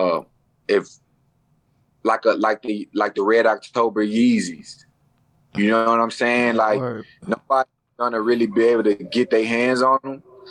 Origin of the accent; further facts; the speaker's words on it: Dallas, Texas, United States; I'm from Dallas